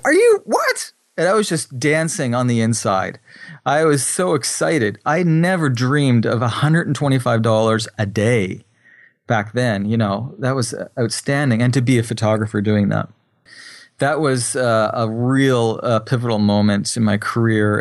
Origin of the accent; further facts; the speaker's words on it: New Brunswick, Canada; also born or lived in Japan; I'm from New Brunswick, Canada, which is on the East Coast.